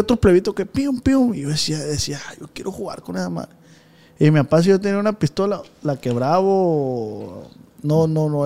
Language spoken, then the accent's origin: Spanish; Culiacán, Sinaloa, Mexico; nosotros somos de Tierra Blanca